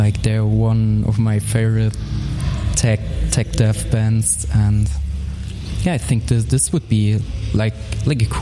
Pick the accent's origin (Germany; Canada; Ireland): Germany; Dresden, Saxony; in Dresden, in my hometown